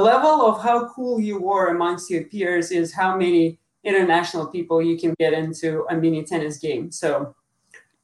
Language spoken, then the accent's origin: English; Moscow, Russia; moved away; also born or lived in Lubbock, Texas; I'm from Moscow, Russia, and I play tennis